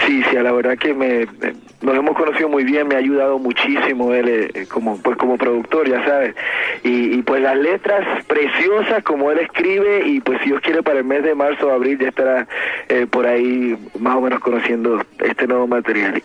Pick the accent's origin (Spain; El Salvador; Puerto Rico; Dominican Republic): Puerto Rico; moved away; estuve en contacto con mi tierra